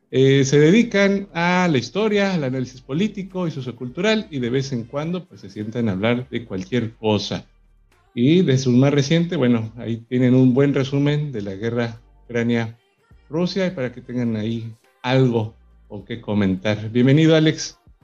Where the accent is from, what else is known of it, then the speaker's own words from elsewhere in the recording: Mexico; aquí en mi país, en México